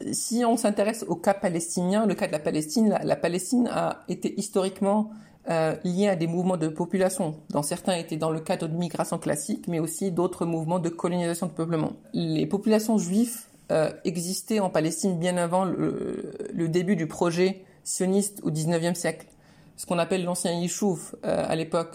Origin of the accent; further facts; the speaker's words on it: Rabat, Rabat-Salé-Kénitra, Morocco; moved away as an adult; also born or lived in Beirut, Lebanon / Jerusalem / Florence, Italy; Je suis né à Rabat en 91 au Maroc.